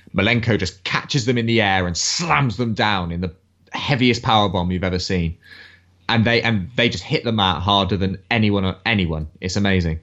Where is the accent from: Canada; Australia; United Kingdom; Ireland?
United Kingdom; England; being English